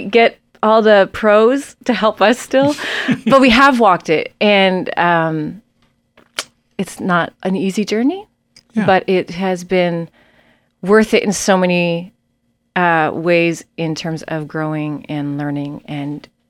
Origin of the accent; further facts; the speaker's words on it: Nova Scotia, Canada; also born or lived in Prince Edward Island / New Brunswick / Ontario; I'm from the East Coast of Canada originally. I was born in Nova Scotia and we lived in Prince Edward Island and New Brunswick and Ontario.